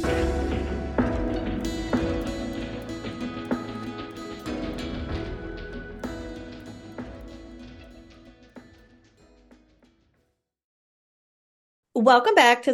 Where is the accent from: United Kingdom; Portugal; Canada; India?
Canada; I am a Canadian social worker